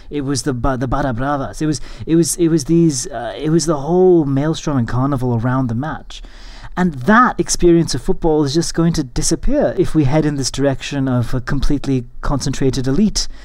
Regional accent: United States; I grew up in the United States in the 90s and early 2000s

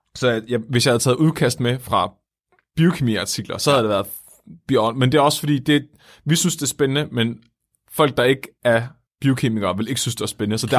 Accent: Tåsinge, Southern Denmark, Denmark; Jeg er fra Tåsinge, som er en lille ø, der ligger syd for Svendborg på Fyn

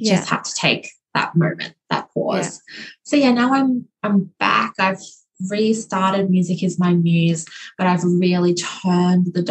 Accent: Queensland, Australia; my home state of Queensland

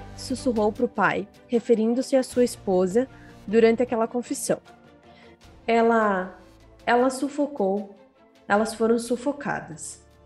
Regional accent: Ivorá, Rio Grande do Sul, Brazil; now in Frederico Westphalen, Brazil; Eu sou gaúcha, eu sou natural de uma cidade bem pequena chamada Ivorá, mas atualmente eu moro em Frederico Westphalen

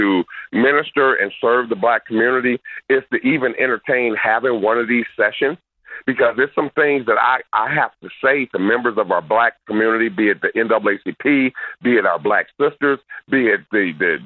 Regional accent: Milwaukee, Wisconsin, United States; I'm born in Milwaukee

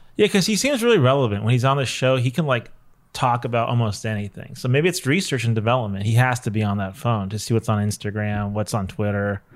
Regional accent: Los Angeles, California, United States; Cliff and I are both born and raised here

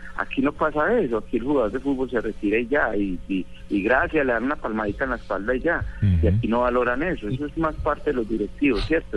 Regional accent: Colombia; como colombiano

